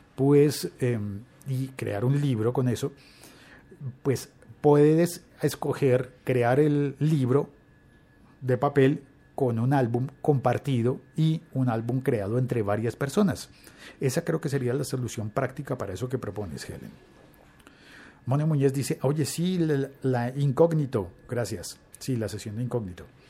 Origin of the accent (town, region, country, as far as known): Colombia